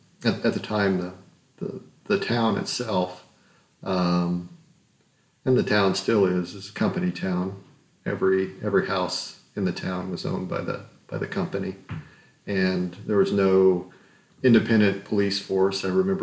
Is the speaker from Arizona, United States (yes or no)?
yes; Morenci, Arizona, United States; moved away as an adult; also born or lived in Utah; I was born in Morenci, Arizona in 1969. Morenci is a small town in southeastern Arizona. It's a mining town. And my parents were